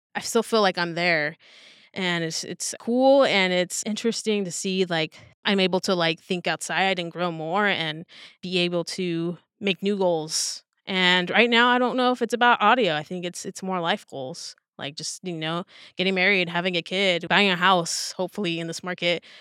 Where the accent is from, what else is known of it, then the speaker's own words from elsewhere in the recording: Southern California, United States; born and raised in Southern California. So, like, L A was only about an hour away